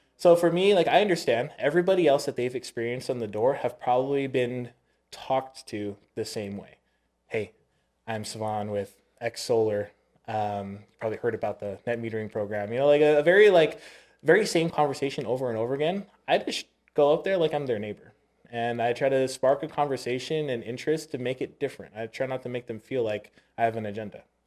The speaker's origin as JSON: {"language": "English", "area": "Oahu", "region": "Hawaii", "country": "United States", "tie": "born or raised there", "moved": "yes", "said": "I was born in Oahu"}